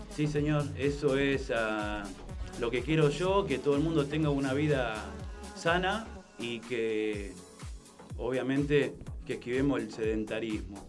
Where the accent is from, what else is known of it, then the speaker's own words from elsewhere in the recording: Funes, Santa Fe, Argentina; Yo soy de Funes, pero bueno, estamos en Roldán